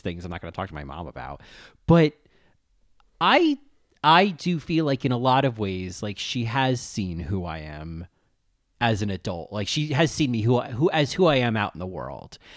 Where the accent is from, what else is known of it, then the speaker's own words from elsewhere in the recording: New Jersey, United States; accent: New Jersey; my New Jersey accent